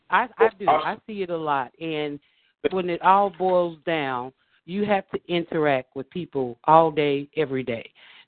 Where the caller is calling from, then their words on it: Chicago, Illinois, United States; I'm calling from Rogers Park